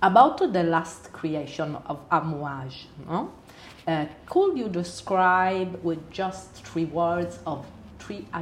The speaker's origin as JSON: {"language": "English", "region": "Calabria", "country": "Italy", "second_language": "English", "said": "I come from Calabria."}